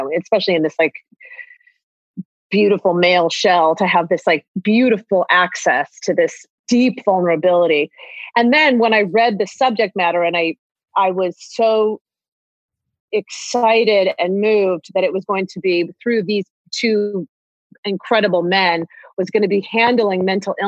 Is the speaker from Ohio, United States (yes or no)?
yes; Ohio, United States; I'm from Ohio. Like I grew up doing theater.